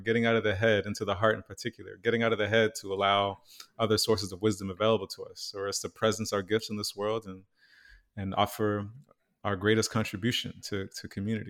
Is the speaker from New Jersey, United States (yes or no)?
no; New York, United States; now in Los Angeles, United States; I'm based in LA, I grew up in New York, child of Haitian migrants, and I'm a musician as well.